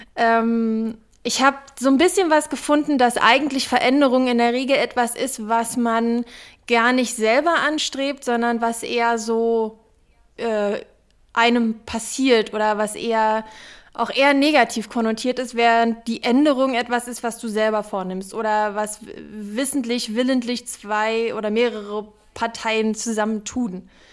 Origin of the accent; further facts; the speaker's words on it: Berlin, Germany; ich bin Berlinerin. Ich kenne nur Berlin